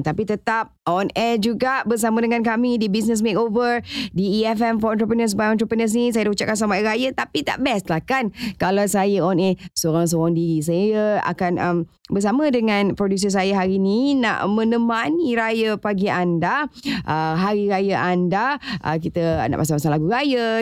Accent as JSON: {"language": "Malay", "region": "Johor", "country": "Malaysia", "said": "rumah saya orang Johor"}